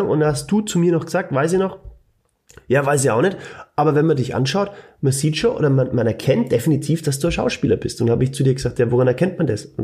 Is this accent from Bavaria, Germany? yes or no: yes; Bavaria, Germany; accent: Franconian; Freunde, ich kann nicht dauern, was das so neu eier mit meinem fränkischen Dialekt.